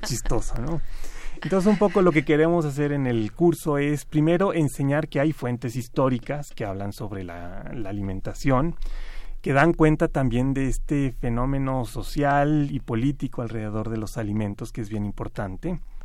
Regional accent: Mexico; como mexicanos

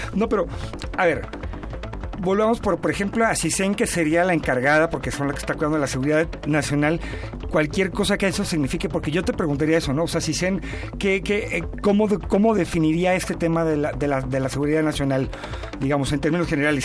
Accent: Mexico

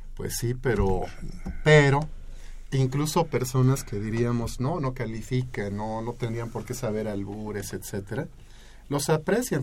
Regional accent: Mexico; somos mexicanos

